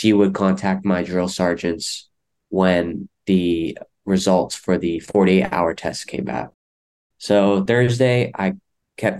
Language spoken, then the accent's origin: English; Stockton, California, United States; I'm born and raised in Stockton, California